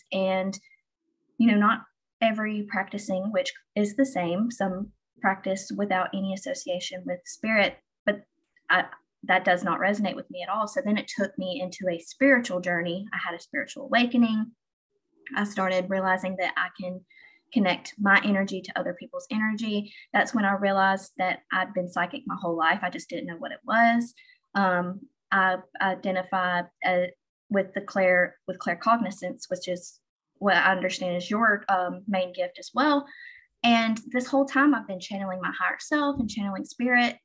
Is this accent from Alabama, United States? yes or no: yes; Alabama, United States; I grew up in the South. I grew up in Alabama